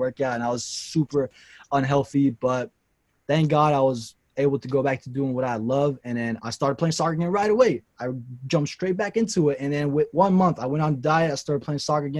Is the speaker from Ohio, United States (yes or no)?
no; Nashville, Tennessee, United States; also born or lived in Kurdistan; I was born in Kurdistan, and I came here when I was 2 years old. So I grew up in Nashville, Tennessee.